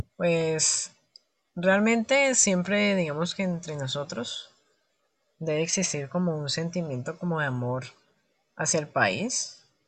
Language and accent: Spanish; Cali, Valle del Cauca, Colombia; me identifico como caleño y como parte de las culturas, de la cultura y la costumbre propia de esta región de Colombia